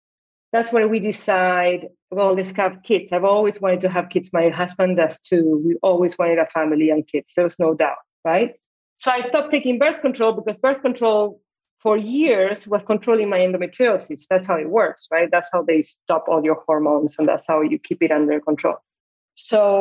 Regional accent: Buenos Aires, Argentina; moved away; I'm originally from Argentina. I live in Buenos Aires, right? My parents get divorced when I was 12.

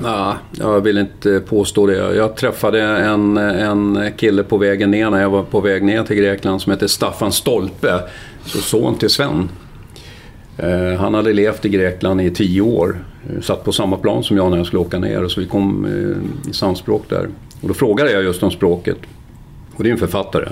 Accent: Stockholm, Stockholm County, Sweden; moved away as an adult; also born or lived in Kalmar / Solna / Spånga / Greece; now in Mariefred, Sweden; sen är jag uppväxt på Söder i Stockholm, Gubbängen som det hette

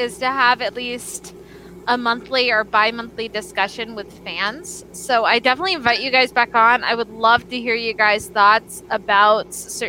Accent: the South, United States; accent: southern; With my giant southern accent.

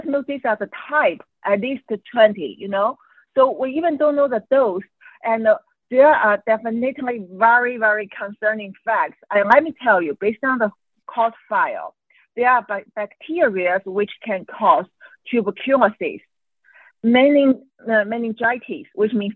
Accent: Qingdao, Shandong, China; English is a second language; moved away; also born or lived in Hong Kong; Qingdao, which is by accident my hometown

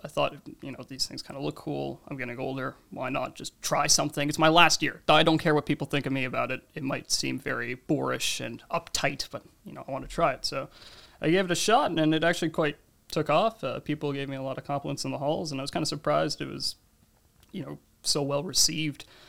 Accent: New Jersey, United States; also born or lived in Canada; now in Toronto, Canada; I was born in New Jersey, but I've lived in Canada for about a decade now.

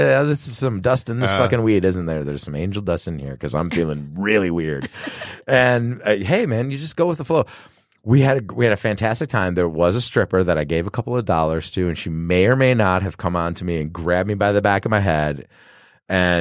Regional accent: Detroit, Michigan, United States; growing up in Detroit

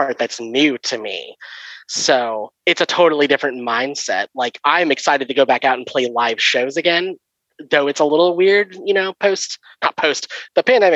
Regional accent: Bay Area, California, United States; I grew up in the Bay Area

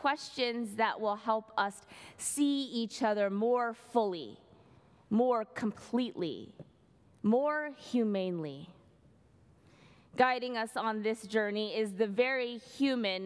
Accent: Bay Area, California, United States; moved away as an adult; also born or lived in New York City; now in Berkeley, United States; I grew up in the Bay Area, I spent a decade and a half living in New York City.

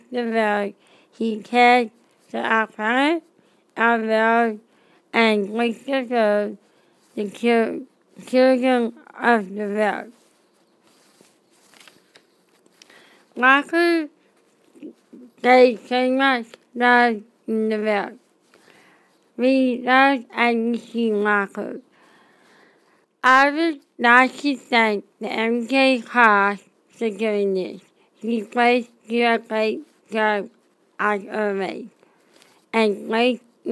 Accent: Australia; I am from Australia.

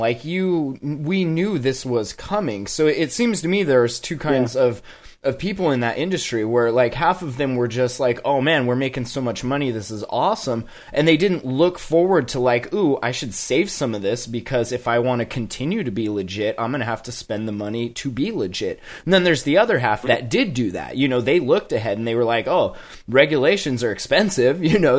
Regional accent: Montana, United States; I came from Montana where we had a pretty decent medical system until they tried to repeal it.

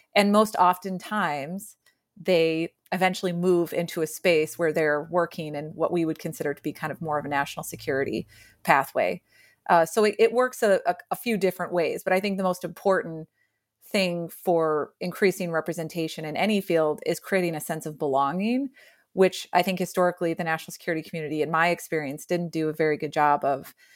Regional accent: rural Illinois, United States; I was born and raised in Illinois, rural Illinois

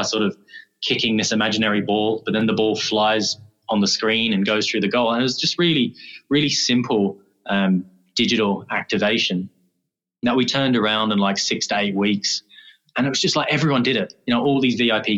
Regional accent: Dublin, Leinster, Ireland; moved away; originally from Dublin.

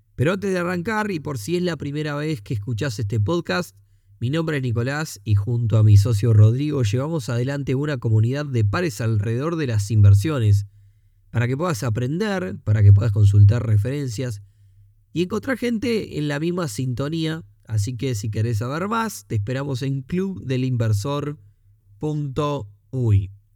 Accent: Uruguay; los costos que tenemos para producir aquí en Uruguay

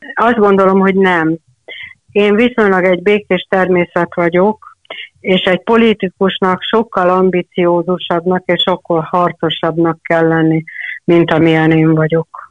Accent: Hungary; anyukám egy kis faluban élt akkor, amikor én születtem, ez a kis falu P, ami a Tisza-zugban

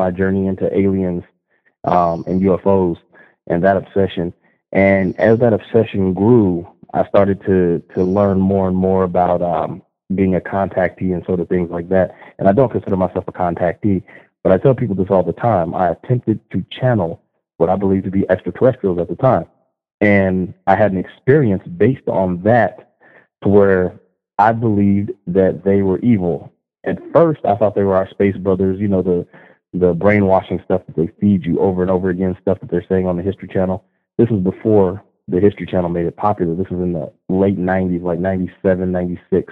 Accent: Las Vegas, Nevada, United States; I was born and raised out here in Las Vegas, Nevada.

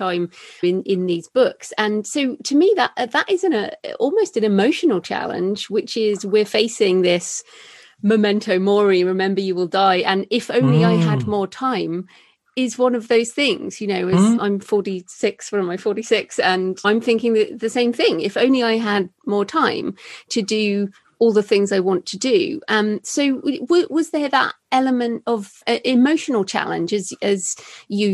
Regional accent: United Kingdom; we're British

